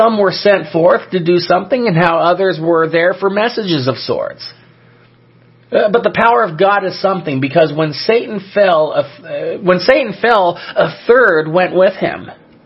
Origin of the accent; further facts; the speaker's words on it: Southern California, United States; I grew up in Southern California